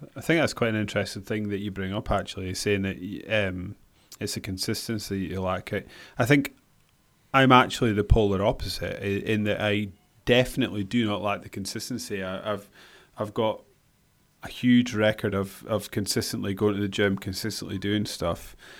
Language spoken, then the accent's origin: English; Scotland, United Kingdom; we're Scottish